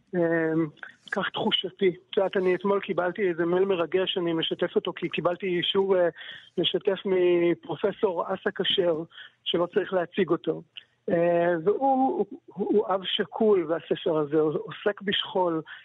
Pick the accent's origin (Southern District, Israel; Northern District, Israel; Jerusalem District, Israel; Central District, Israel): Central District, Israel; Kfar Saba; also born or lived in Psagot; גדלתי בכפר סבא ואני גר בה, ובאמצע גרתי שנים ארוכות אה, בפסגות שבבנימין